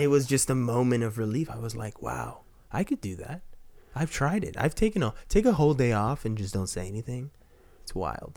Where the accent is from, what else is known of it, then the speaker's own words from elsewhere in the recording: Texas, United States; I'm from Texas